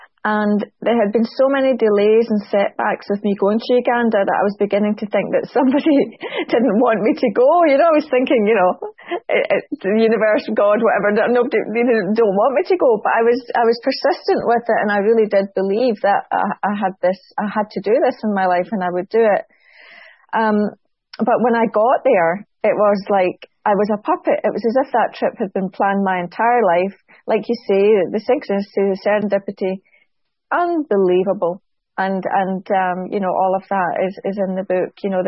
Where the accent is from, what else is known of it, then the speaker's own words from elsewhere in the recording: Scotland, United Kingdom; I'm Scottish, and was quite defensive.